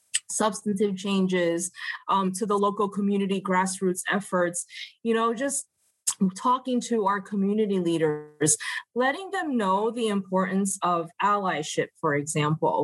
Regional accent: United States; as an Asian American born and raised in the United States

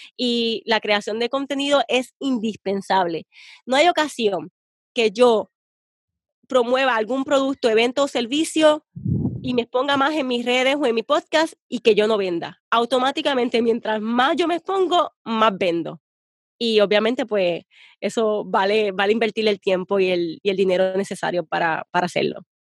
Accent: Puerto Rico; yo soy bien puertorriqueña

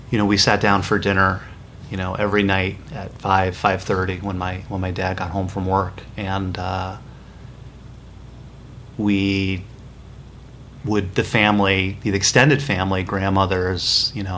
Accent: Southbury, Connecticut, United States; I grew up in Southbury, Connecticut, which is a small town right in the center of the state

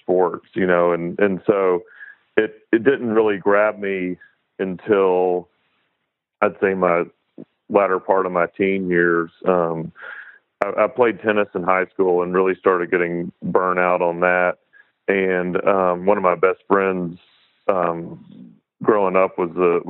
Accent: Chattanooga, Tennessee, United States; I grew up in Chattanooga and ended up moving back here almost 10 years ago

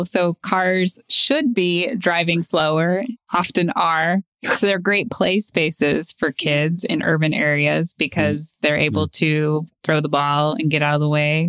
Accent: San Antonio, Texas, United States; I grew up in San Antonio, Texas.

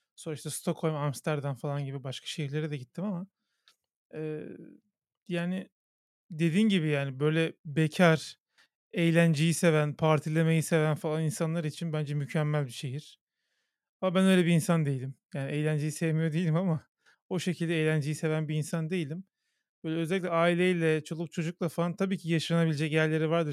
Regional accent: Istanbul, Turkey; Benim annem babam da İstanbul e, doğumlu. E, yani çok iki kuşaktır, üç kuşaktır İstanbulluyuz biz

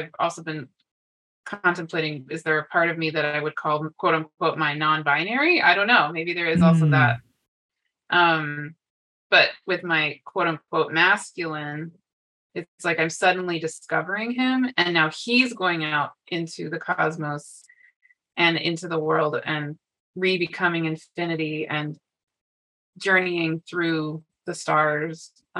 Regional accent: Bangkok, Thailand; born there; So I was born in Bangkok, Thailand, and my family is very international.

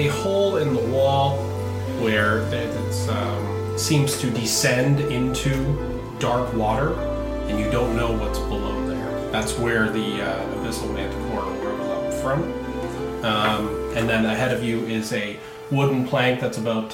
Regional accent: Canada; also born or lived in Ontario; we are Canadian

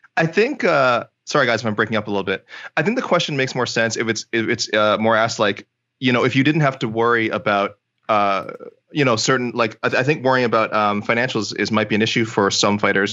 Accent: Canada; I'm Canadian

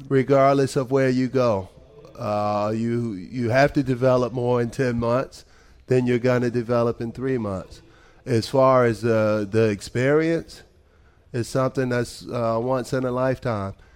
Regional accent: United States; moved away as an adult; now in Belgium; as an American

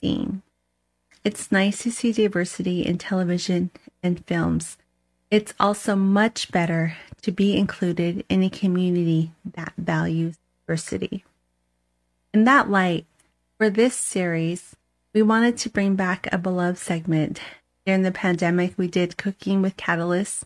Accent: United States; Us res kids, who are people who grew up on the reservation

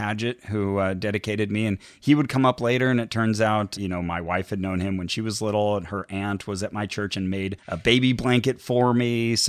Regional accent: Santa Cruz, California, United States; So I was technically born in Southern California, but I was raised in Santa Cruz.

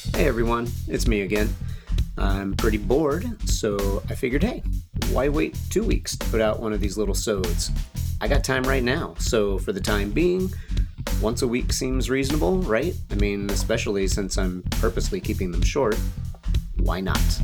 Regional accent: Texas, United States; growing up in Texas

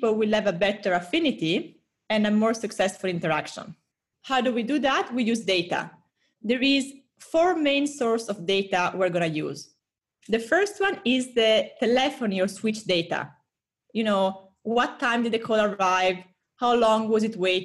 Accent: Italy; accent: Italian; moved away as an adult; also born or lived in Singapore / Brazil / Europe; now in United States; I'm Italian, 30 years old. I lived a bit everywhere in the past 10 years, from Singapore, Brazil, lots of Europe, now in the US. My accent always stayed in Italy

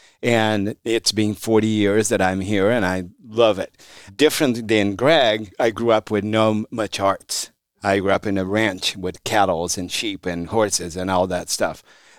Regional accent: Brazil; moved away as an adult; now in San Francisco, United States; I was born in Brazil.

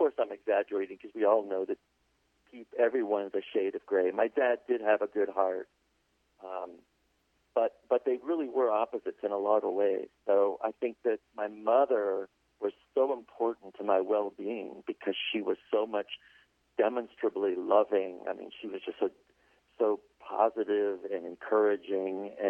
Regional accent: Los Angeles, California, United States; also born or lived in Pittsburgh, Pennsylvania; we grew up, split our time between Pittsburgh, Pennsylvania, and Los Angeles, California

